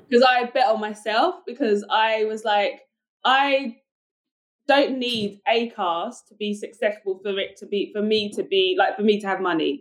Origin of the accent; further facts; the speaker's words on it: United Kingdom; accent: British; now in United States; i've got a british accent